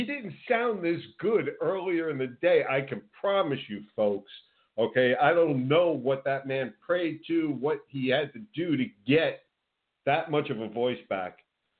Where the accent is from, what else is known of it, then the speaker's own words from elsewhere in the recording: New Jersey, United States; moved away as an adult; also born or lived in Philadelphia; now in Florida, United States; born and raised in New Jersey, and now transplanted down here in Florida.